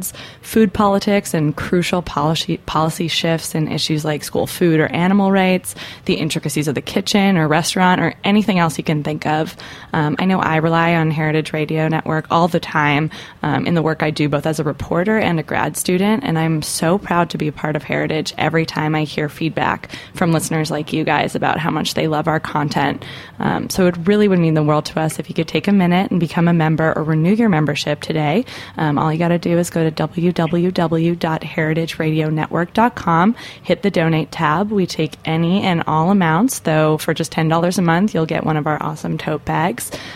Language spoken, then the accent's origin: English; Canada; I'm a Canadian